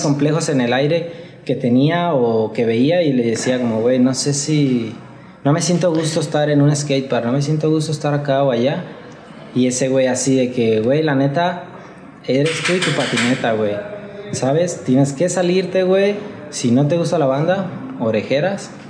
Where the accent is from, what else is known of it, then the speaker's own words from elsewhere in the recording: Guadalajara, Jalisco, Mexico; Soy de aquí de Guadalajara, güey. Nací en Guadalajara y, y, aquí me la he vivido.